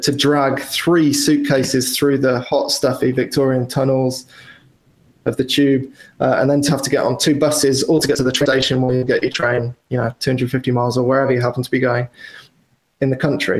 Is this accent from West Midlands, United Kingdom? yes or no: no; Wales, United Kingdom; moved away as an adult; also born or lived in London; I grew up in Wales, which is probably, as the crow flies, 250 miles from London.